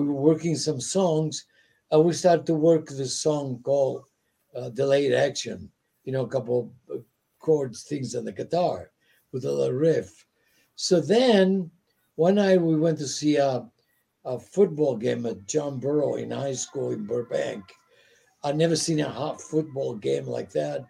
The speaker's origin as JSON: {"language": "English", "country": "Italy", "second_language": "English", "moved": "yes", "said": "I came from Italy. I was just here. I didn't speak English."}